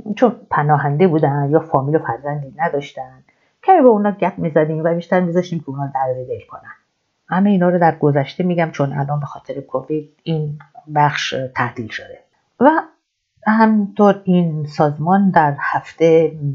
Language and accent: Persian; Iran; now in Madrid, Spain; از مادرید میام ولی ایرانی هستم